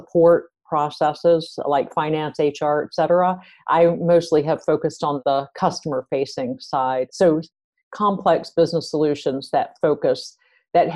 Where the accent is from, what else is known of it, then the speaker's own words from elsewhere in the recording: East Coast, United States; moved away as an adult; now in Silicon Valley, United States; I'm originally from the East Coast, and then I came out to the West Coast a little over 20 years ago